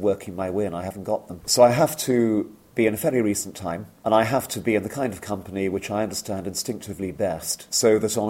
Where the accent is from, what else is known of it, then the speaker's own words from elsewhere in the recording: India; born there; I was born in India myself